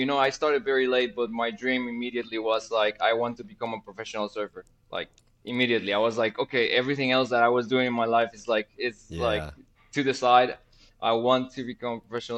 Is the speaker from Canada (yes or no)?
no; Guatemala; I am from Guatemala originally.